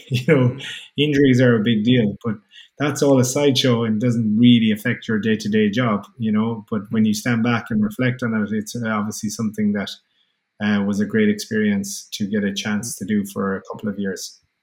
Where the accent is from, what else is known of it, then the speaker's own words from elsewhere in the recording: Kerry, Munster, Ireland; moved away as an adult; also born or lived in Limerick; I'm from Kerry, which is Southwest Ireland.